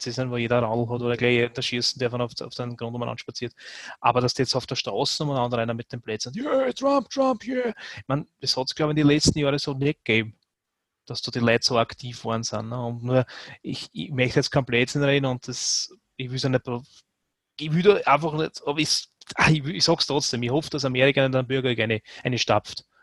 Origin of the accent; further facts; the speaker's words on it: Austria; Und was der bei uns als, als, als Österreicher